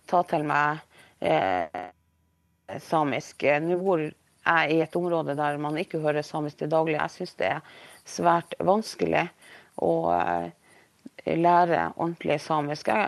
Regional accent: Norway; first language Norwegian; samtidig så er jo mitt morsmål da norsk.

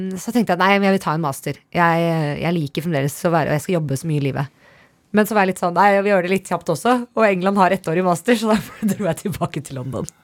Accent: Norway; moved away as an adult; also born or lived in United States; hjemme i Norge

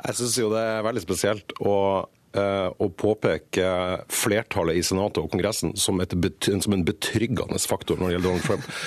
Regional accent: Norway; jeg er norsk og ikke amerikaner

